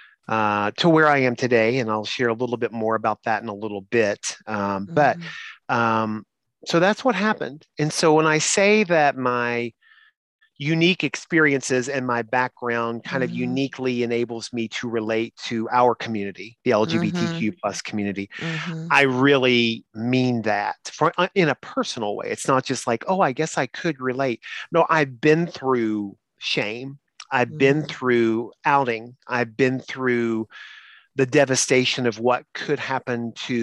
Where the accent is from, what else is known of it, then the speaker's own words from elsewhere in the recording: Eastern Kentucky, United States; I was from Eastern Kentucky